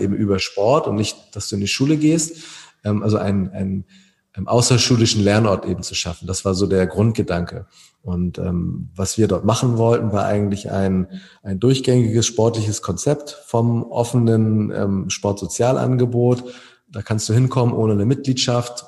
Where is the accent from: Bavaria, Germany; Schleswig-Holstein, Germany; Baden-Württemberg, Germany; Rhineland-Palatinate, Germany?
Schleswig-Holstein, Germany; Wedel; Ich komme selber aus Wedel